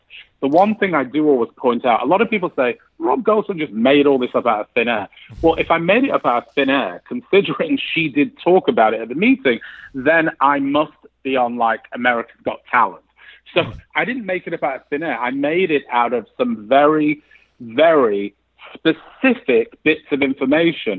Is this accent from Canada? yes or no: no; England, United Kingdom; now in United States; I grew up in England